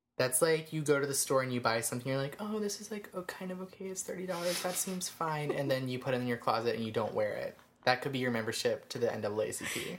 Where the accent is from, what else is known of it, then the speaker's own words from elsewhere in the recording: Georgia, United States; we're from Georgia